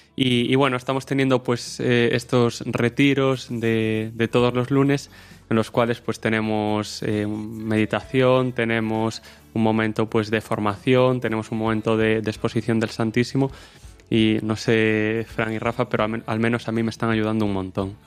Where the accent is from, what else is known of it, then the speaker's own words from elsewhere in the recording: O Porriño, Galicia, Spain; soy de Porriño, un pueblo al lado de Vigo